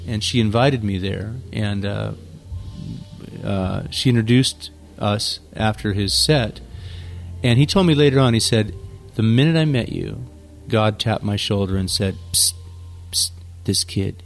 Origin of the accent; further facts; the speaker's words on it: San Jose, California, United States; my hometown, San Jose, California.